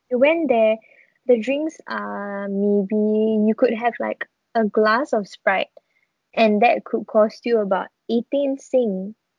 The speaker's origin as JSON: {"language": "English", "country": "Singapore"}